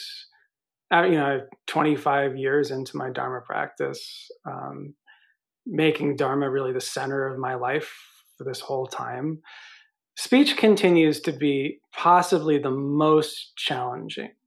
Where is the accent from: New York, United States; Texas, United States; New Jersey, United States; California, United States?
New York, United States; I'm from New York